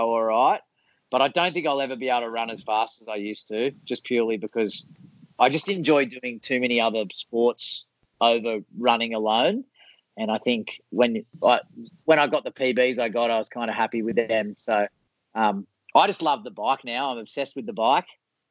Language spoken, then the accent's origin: English; Sydney, New South Wales, Australia; I grew up in Vaucluse